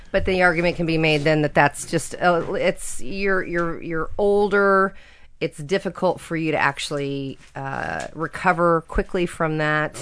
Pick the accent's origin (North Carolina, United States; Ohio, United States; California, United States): California, United States; Napa Valley; I grew up in the Napa Valley when I was a little